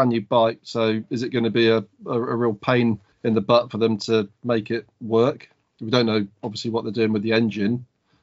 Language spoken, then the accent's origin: English; United Kingdom; being a British person